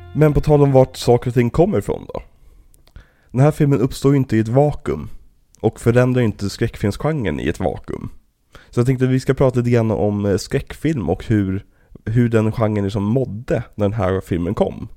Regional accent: Trollbäcken, Stockholm County, Sweden; det här är ju typ området vi växte upp i, liksom, i Trollbäcken

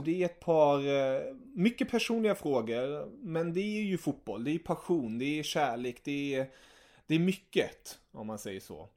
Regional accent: Germany; jag är tysk

